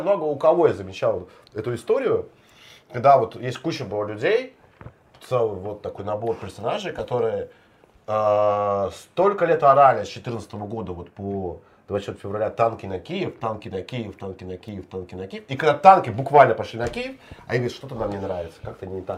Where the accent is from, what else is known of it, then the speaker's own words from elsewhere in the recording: Klintsy, Bryansk Oblast, Russia; мой родной город